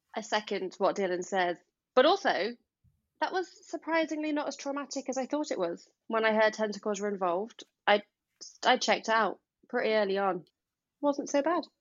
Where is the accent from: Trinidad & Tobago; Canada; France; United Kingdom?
United Kingdom; as a British person